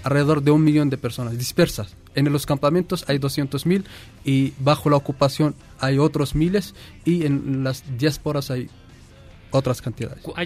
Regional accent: Western Sahara; tenemos 200.000 mm, refugiados saharauis

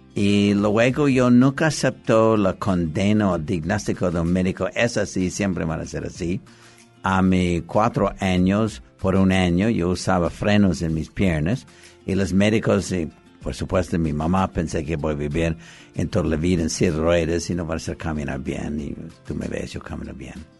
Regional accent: Los Angeles, California, United States; Yo nací en Los Ángeles, California

